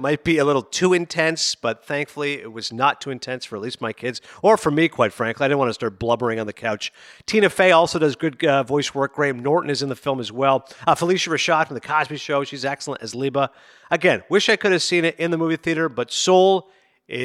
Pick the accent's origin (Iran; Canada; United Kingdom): Canada; Toronto, Ontario; I'm from Toronto